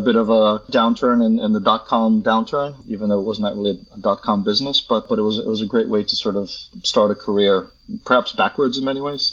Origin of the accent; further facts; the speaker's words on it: United States; moved away as an adult; also born or lived in Poland / New York / Hong Kong; we were in the states for 30